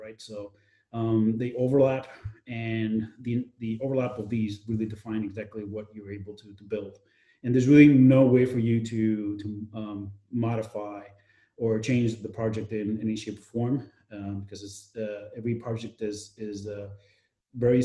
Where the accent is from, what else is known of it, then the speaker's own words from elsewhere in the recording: New York, United States; moved away as an adult; also born or lived in Madrid, Spain; now in Valencia, Spain; I was born in New York, raised for the most part in New York, but I also spent a significant amount of time here in Spain